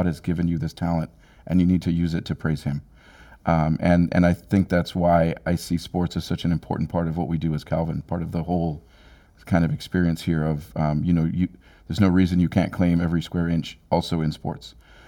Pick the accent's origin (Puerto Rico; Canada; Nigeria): Nigeria; Jos, Plateau; But where I grew up in Jos, Nigeria, it's at a mile in elevation.